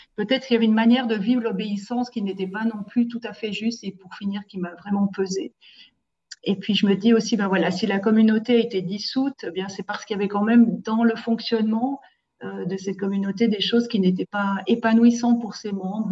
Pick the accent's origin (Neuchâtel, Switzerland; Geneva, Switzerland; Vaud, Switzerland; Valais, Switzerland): Valais, Switzerland; Saillon; je suis valaisanne euh, de Saillon, du beau village de Saillon